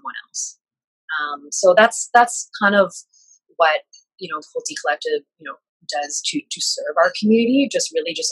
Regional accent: Canada; being an Asian millennial growing up in Canada and living in Canada

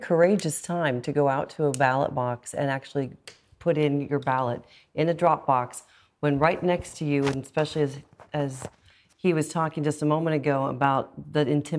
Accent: United States; moved away; I'm American

